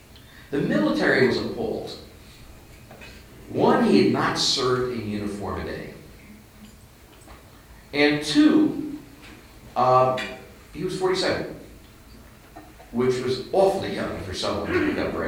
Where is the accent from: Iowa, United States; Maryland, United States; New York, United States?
New York, United States; moved away; I'm not from New York, I'm from the Bronx.